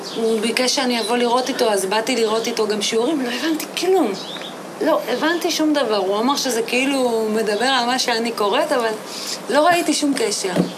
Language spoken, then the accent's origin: Hebrew; moshav near Rehovot, Central District, Israel; גדלתי במושב שנקרא מושב בתל עזר, אה, זה נמצא ליד רחובות. שם גם נולדתי וגרתי שם ממש עד גיל 18